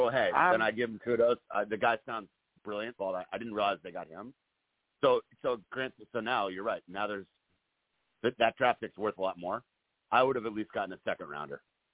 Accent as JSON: {"language": "English", "town": "Fairfield", "region": "Connecticut", "country": "United States", "tie": "born or raised there", "said": "where I grew up down in Fairfield in Connecticut"}